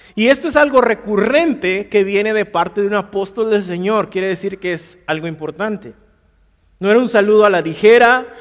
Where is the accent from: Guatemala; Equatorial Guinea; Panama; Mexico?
Guatemala; si somos muy chapines